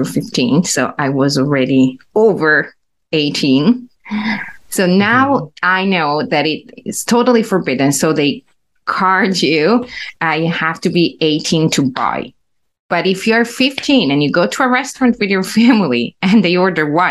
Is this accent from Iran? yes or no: no; Italy; English is a second language